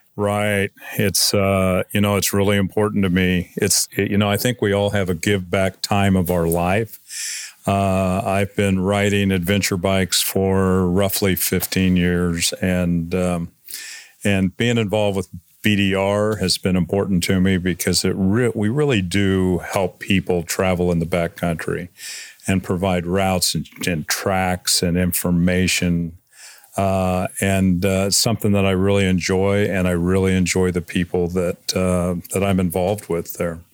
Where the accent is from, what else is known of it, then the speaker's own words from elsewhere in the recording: Missouri, United States; now in McCall, Idaho, United States; I grew up in Missouri